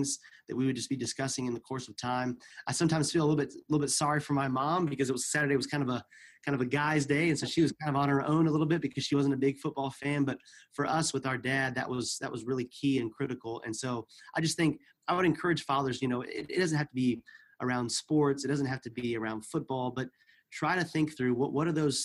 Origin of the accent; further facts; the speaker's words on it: the Bible Belt, United States; moved away as an adult; also born or lived in East Africa / Middle East; both Carrie and I grew up in the United States in kind of the Bible Belt area.